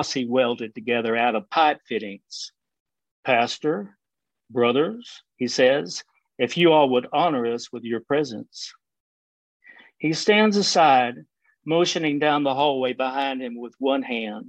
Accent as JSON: {"language": "English", "country": "United States", "also_born_or_lived": "Alaska", "accent": "Texas", "moved": "yes", "said": "I made my living as a graphic designer for 25 years in Alaska. So I'm an American"}